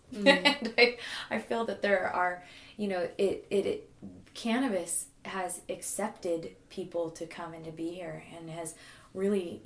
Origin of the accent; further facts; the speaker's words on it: Garberville, California, United States; also born or lived in Park City, Utah; I grew up in Park City, Utah. It's where he had us going to school